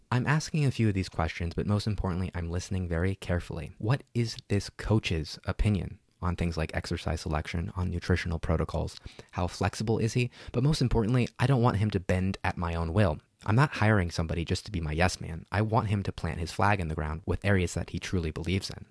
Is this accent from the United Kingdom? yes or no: no; Burbank, California, United States; my hometown of Burbank.